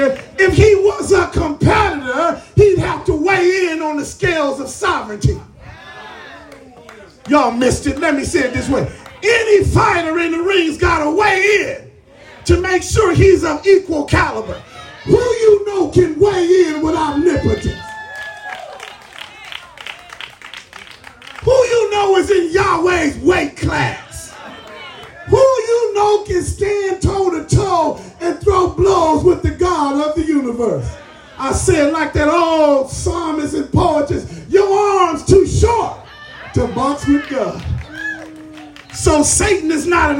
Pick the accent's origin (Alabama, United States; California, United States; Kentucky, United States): California, United States; Los Angeles; I was coming home from Henry Clay Junior High, the gangster's metropolis of South Central Los Angeles for middle schoolers